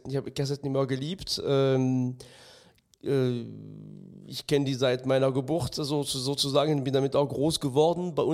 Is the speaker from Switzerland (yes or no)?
no; France; German is a second language; ich bin im ganz Minidorf in Frankreich aufgewachsen. Das heißt, die Anzahl und die Art der, der Schallplatten, die es, die es zu kaufen gab, war sehr, sehr übersichtlich.